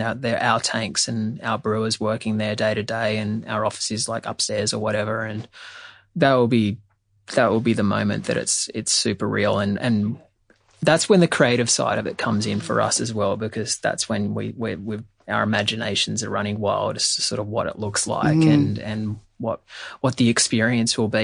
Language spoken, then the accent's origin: English; Australia; also born or lived in New York; both of us, super cynical Aussies